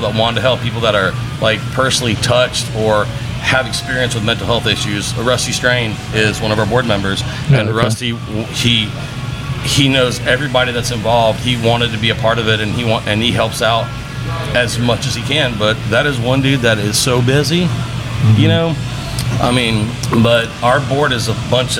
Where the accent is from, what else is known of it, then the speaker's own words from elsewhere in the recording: Pensacola area, Florida, United States; Grew up here, went to UWF